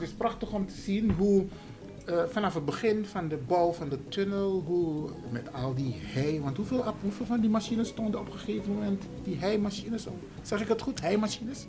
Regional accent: Suriname; now in Netherlands; ik, ik, ik kom natuurlijk uit Suriname

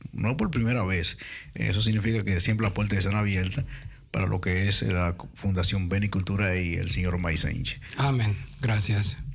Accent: Curaçao; now in Netherlands; Yo nací en Curazao.

